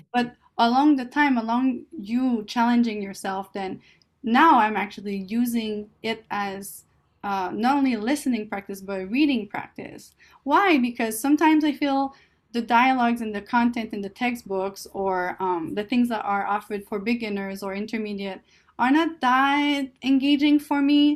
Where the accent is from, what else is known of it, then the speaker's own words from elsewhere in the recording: Canada; English is a second language; moved away as an adult; now in California, United States; I'm Canadian